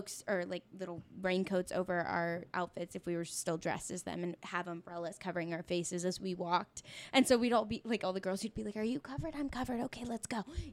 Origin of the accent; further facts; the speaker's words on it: Texas, United States; now in Los Angeles, United States; we're all from Texas